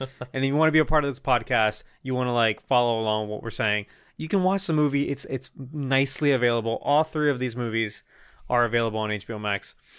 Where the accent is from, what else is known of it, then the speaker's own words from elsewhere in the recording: Puerto Rico; first language Spanish; English is a second language; moved away; the year is probably like nineteen ninety-two. I live in Puerto Rico. I don't speak English